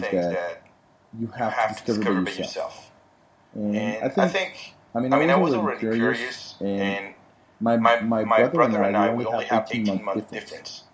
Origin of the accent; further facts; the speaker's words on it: France; moved away; the way we were raised in France